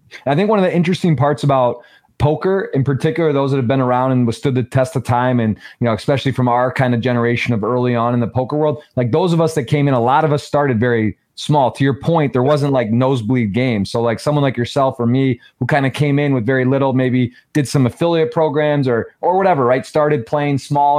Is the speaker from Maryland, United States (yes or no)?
no; Michigan, United States; Michigan, that's my home state